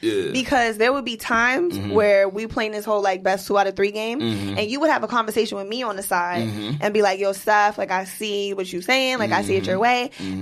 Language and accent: English; New York City, New York, United States; I'm from Queens.